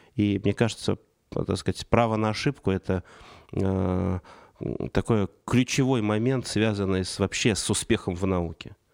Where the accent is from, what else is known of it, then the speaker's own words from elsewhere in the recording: Saratov Oblast, Russia; now in Moscow, Russia; я родился в Саратовской области, и переезд в Москву для 90-х это было событие